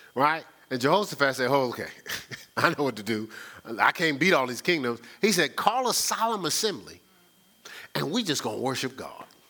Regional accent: Newark, New Jersey, United States; growing up in Newark, I didn't go to church

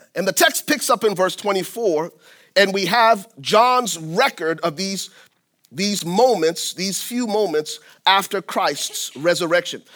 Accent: Liberia; moved away; I'm originally from Liberia, West Africa, and I went to high school, uh, tenth grade, tenth through twelfth grades at a Southern Baptist boarding school

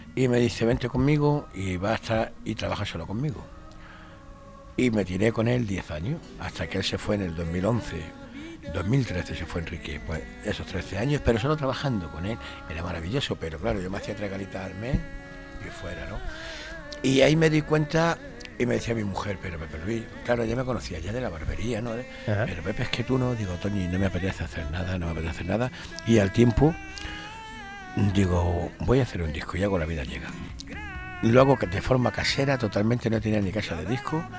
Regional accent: Madrid, Community of Madrid, Spain; moved away as an adult; now in Granada, Spain; yo soy madrileño me tiro toda mi vida viviendo en Madrid

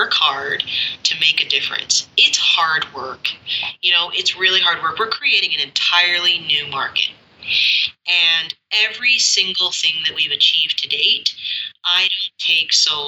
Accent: Canada; I'm Canadian

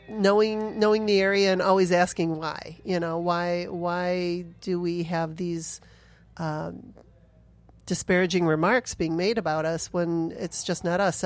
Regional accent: Sterling Heights, Michigan, United States; moved away as an adult; also born or lived in Arizona; I grew up in Sterling Heights, Troy area

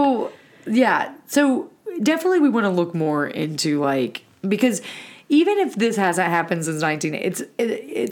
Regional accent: Alabama, United States; moved away; growing up in Alabama, which is a very tornado prone area

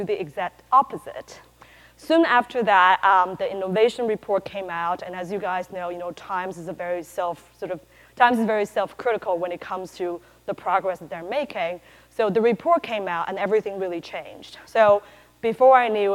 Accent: Taiwan; moved away as an adult; also born or lived in California; I'm originally from Taiwan

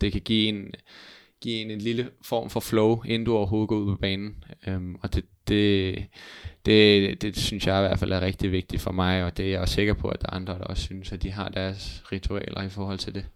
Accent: Hvidovre, Capital Region of Denmark, Denmark; moved away as an adult; now in Jutland, Denmark; Jeg er jo fra Hvidovre

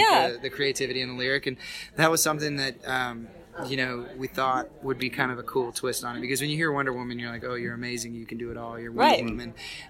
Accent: Austin, Texas, United States; So Cody and I are born and raised in Austin, Texas.

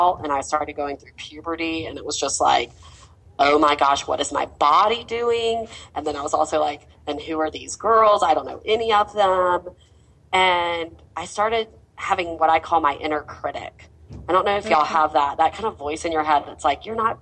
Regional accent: Mobile, Alabama, United States; I grew up in Mobile, Alabama, which is a very conservative town.

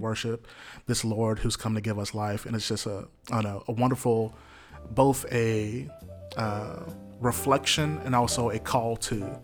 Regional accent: Jackson, Mississippi, United States; born and raised in Jackson, Mississippi here

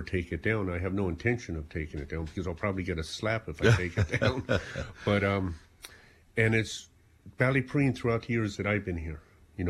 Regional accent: South Africa; moved away as an adult; now in Ireland; I came from South Africa.

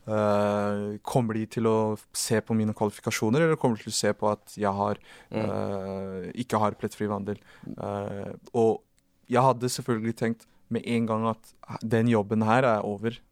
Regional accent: Oslo, Norway; Jeg er jo fra Oslo, det er en liten

